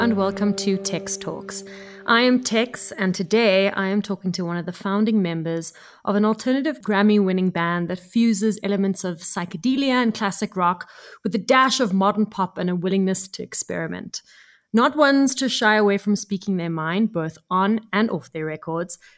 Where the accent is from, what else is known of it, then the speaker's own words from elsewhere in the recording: Cape Town, Western Cape, South Africa; growing up in Cape Town in South Africa